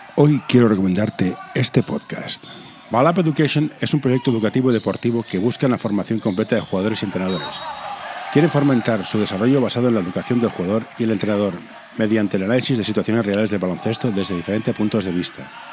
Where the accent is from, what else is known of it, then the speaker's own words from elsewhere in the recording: Barcelona, Catalonia, Spain; Yo soy de Horta. Horta es lo mejor que hay.